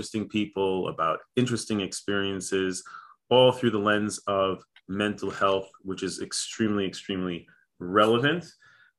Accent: Chicago, Illinois, United States; moved away; I grew up in Chicago

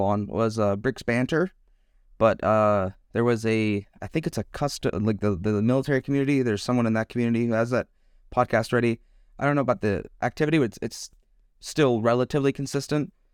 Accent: Texas, United States; now in Germany; I currently live in Germany, but I am an American. I come from uh, Texas

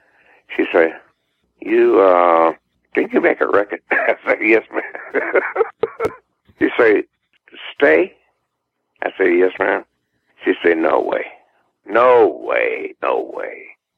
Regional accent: the South, United States; born there; I'm just Southern guy. People say, well, you sound like a Northerner. I say, well, I'm not. I was born in the South, and I love the South. I love it here.

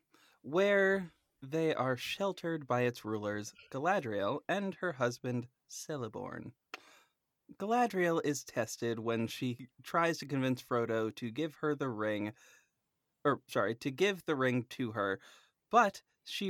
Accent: United States; I'm American

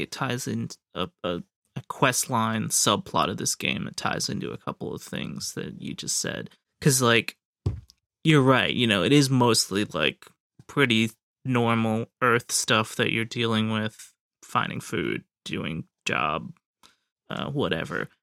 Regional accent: United States; speaking as an American

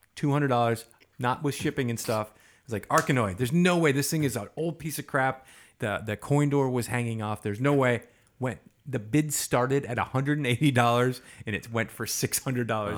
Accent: Chicago, Illinois, United States; also born or lived in Wisconsin / Boston; now in Los Angeles, United States; I was born in the Midwest, Chicago.

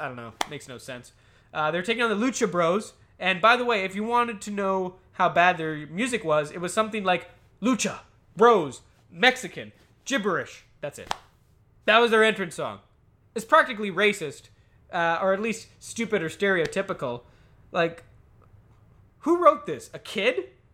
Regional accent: Canada; I'm Canadian.

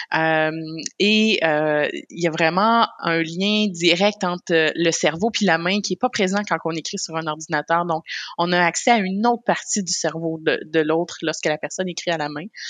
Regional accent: Côte-Nord, Quebec, Canada; je viens de la Côte-Nord aussi qui est pas loin du Saguenay

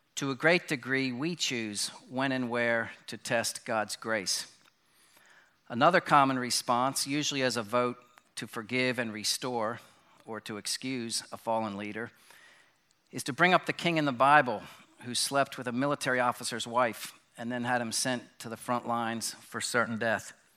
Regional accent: Bryn Mawr, Pennsylvania, United States; moved away; I was born in Bryn Mawr Hospital, about thirty miles from here, and grew up, um, in this area.

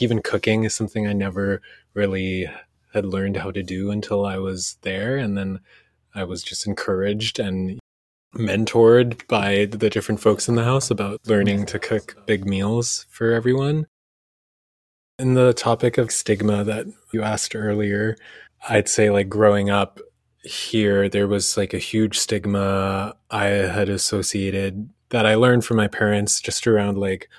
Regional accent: Indonesia; born there; But even where I was born in Indonesia, the village mindset of people over there

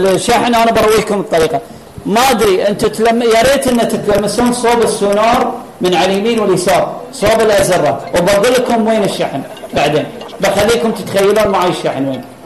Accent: Qatar; عندنا في قطر

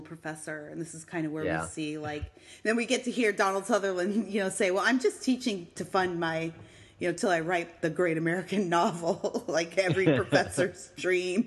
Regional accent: Eastern Canada, Canada; moved away; We're from Eastern Canada

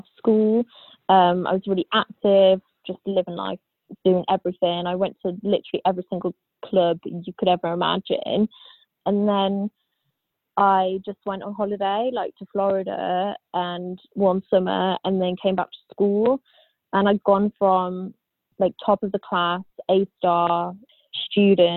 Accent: Staffordshire, West Midlands, United Kingdom; I am from England in the UK, specifically from Staffordshire, which is basically in the Midlands

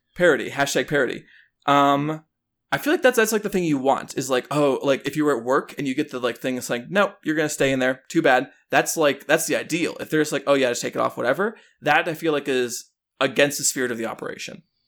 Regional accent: Chicago, Illinois, United States; I grew up in Chicago or the Chicago suburbs.

